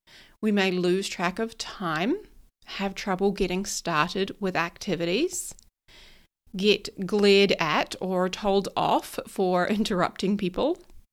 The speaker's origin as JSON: {"language": "English", "country": "New Zealand", "said": "So although I live here in New Zealand and I'm a Kiwi, apparently I get a bit of an American accent going"}